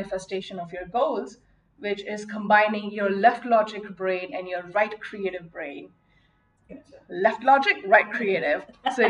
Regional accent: Mumbai, Maharashtra, India; I grew up in Mumbai, India

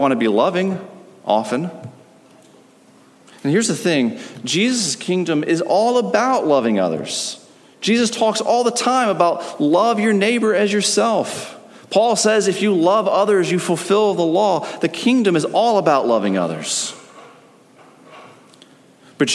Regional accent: United States; As an American

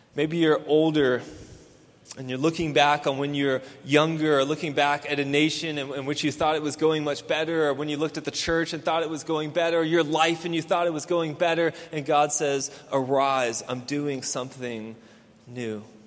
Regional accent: Houston, Texas, United States; I grew up here in Houston

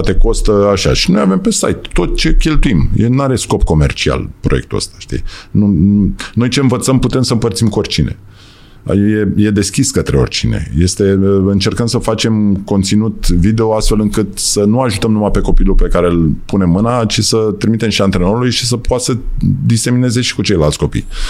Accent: Romania; also born or lived in United States; Suntem români

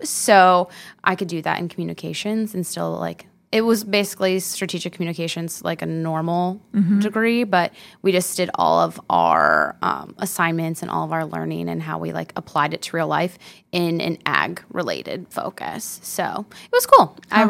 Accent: Orrville, Ohio, United States; I'm from Northeast Ohio, so your Smucker's jelly or your Jif peanut butter in your cabinet. That's my hometown of Oroville.

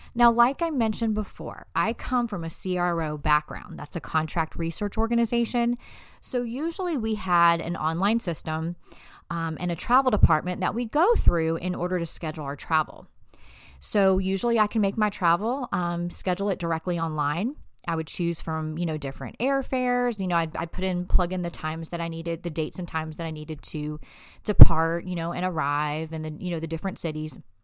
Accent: Fayetteville, North Carolina, United States; I'm from Fayetteville, North Carolina, so we don't even have to parallel park to get our license.

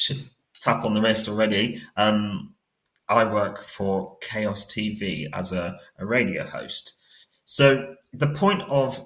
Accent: Cornwall, South West England, United Kingdom; I'm 29 years old and I'm from Cornwall

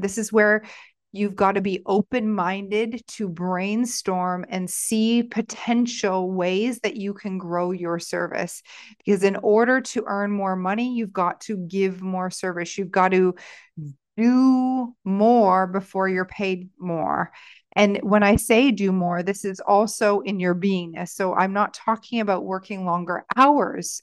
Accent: Stratford, Ontario, Canada; in my hometown of Stratford

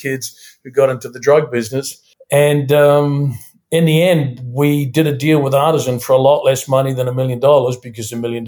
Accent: New Zealand; also born or lived in Studio City, Los Angeles, United States; now in Toronto, Canada; I'm from New Zealand. I'm currently resident in Toronto, Canada

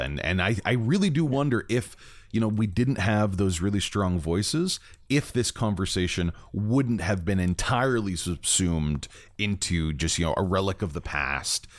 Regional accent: Canada

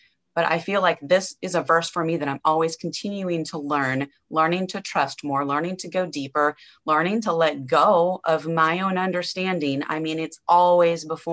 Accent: Nebraska, United States; born or raised there; now in Angleton, Texas, United States

